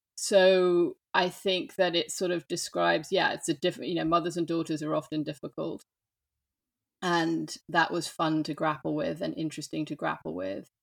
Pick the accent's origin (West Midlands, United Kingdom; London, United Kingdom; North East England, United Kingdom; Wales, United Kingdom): London, United Kingdom; accent: English; moved away as an adult; also born or lived in New York, United States; now in France; I grew up in London. So, hence the English accent.